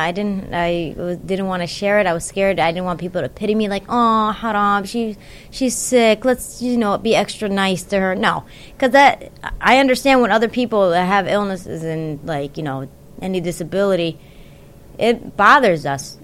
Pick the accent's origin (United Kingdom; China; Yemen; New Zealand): Yemen; I'm from Yemen